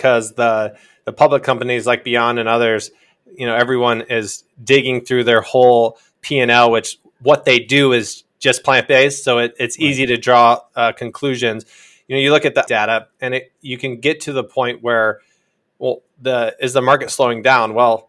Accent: Iowa, United States; the younger people in this world don't have the same vantage point as even I had growing up in Iowa

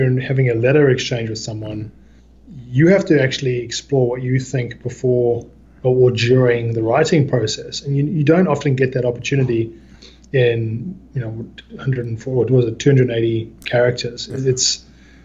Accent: South Africa; now in Australia; I grew up in South Africa at the height of the apartheid era

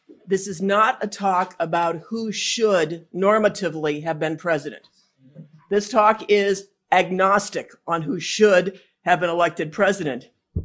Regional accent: Pennsylvania, United States; I am from Pennsylvania.

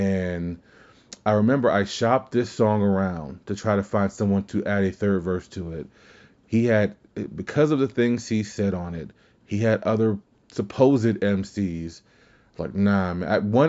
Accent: Kenner, Louisiana, United States; I'm from Kenner, Louisiana, and people just say, "Where is that at?"

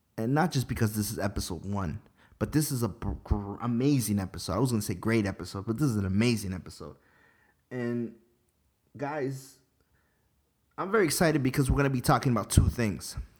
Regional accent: Ecuador; I'm Ecuadorian.

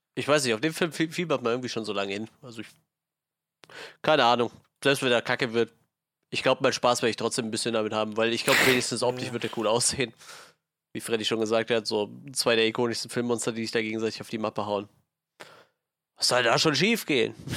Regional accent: Germany; wir kommen aus Deutschland.

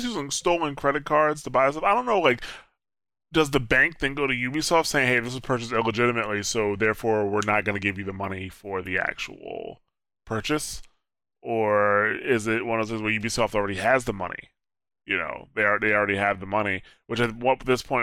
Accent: New Jersey, United States; me growing up in New Jersey, I have lived in North Jersey

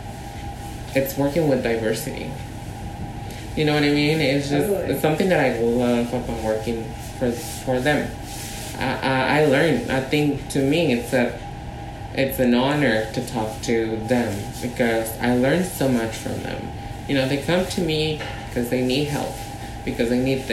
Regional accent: Mexico City, Mexico; now in San Francisco, United States; we were born and raised in Mexico City

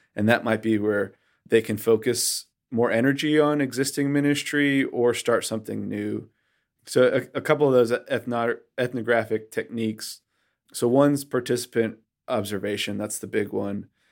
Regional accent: Western Massachusetts, United States; moved away as an adult; now in North Carolina, United States; I grew up in Western Massachusetts, in a place that Barna calls the most post-Christian area of the United States

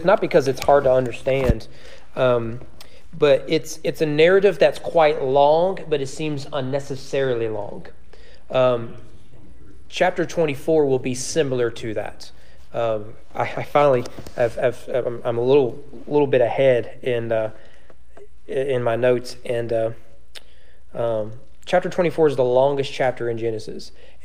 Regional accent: Owenton, Kentucky, United States; moved away as an adult; now in Frankfort, United States; we would go back to our hometown

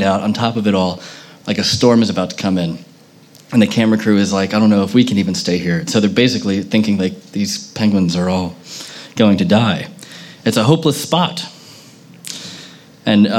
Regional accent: United States; I was born in America

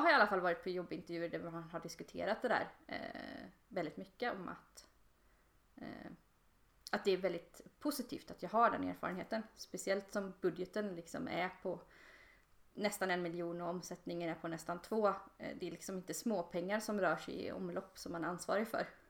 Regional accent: Borås, Västra Götaland, Sweden; now in Linköping, Sweden; i Borås, där jag kommer ifrån

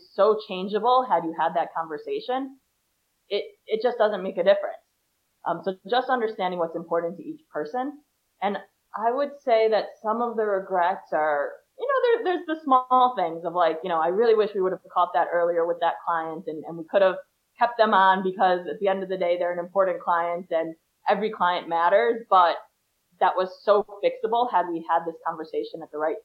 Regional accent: Chicago, Illinois, United States; now in Israel; I'm from Chicago

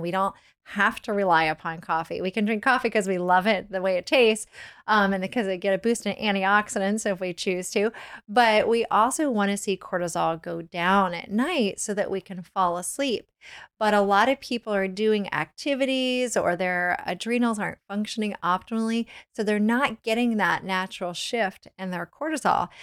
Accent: Virginia, United States; I grew up in Virginia

